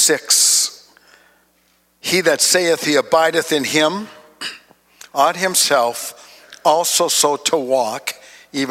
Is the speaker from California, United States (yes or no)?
no; Duluth, Minnesota, United States; I was born and raised in Duluth, Minnesota